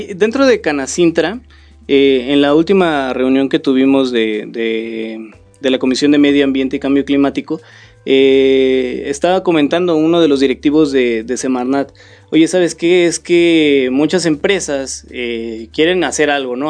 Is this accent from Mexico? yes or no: yes; Tepic, Nayarit, Mexico; also born or lived in Mexico City / Morelos; now in Querétaro, Mexico; no soy de aquí, nací en la Ciudad de México, crecí en, la ciudad de Nayarit, en Tepic, Nayarit